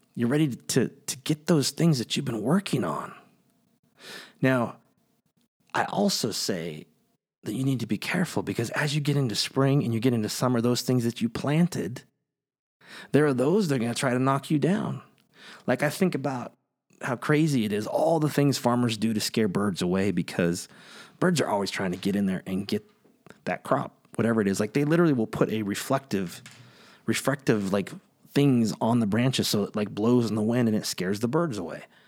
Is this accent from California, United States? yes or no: yes; Kingsburg, California, United States; I grew up in the Central Valley, right in the middle of California, a small town called Kingsburg